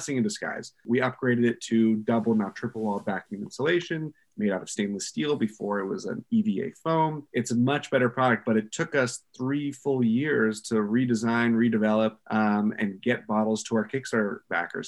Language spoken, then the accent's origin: English; Pittsburgh, Pennsylvania, United States; accent: Pittsburgh dialect; us Pittsburghers, or Yinzers